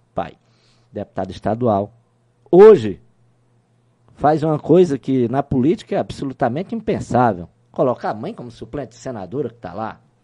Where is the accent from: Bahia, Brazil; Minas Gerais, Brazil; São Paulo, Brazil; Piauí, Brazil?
Piauí, Brazil; interior of; now in Teresina, Brazil; eu sou de origem interiorana. Eu não nasci em Teresina.